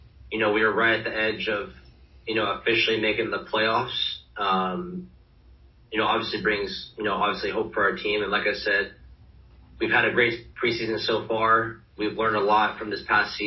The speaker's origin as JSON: {"language": "English", "town": "Charlotte", "region": "North Carolina", "country": "United States", "tie": "born or raised there", "moved": "yes", "said": "come back here and, you know, play for my hometown team."}